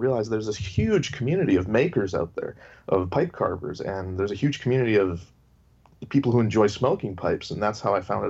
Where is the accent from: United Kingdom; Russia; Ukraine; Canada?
Canada; Yeah, I'm Canadian. The accent doesn't give it away.